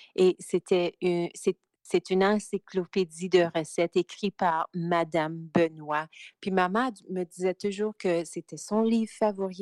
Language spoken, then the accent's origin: French; Timmins, Ontario, Canada; moved away as an adult; now in Alberta, Canada; je viens de Timmins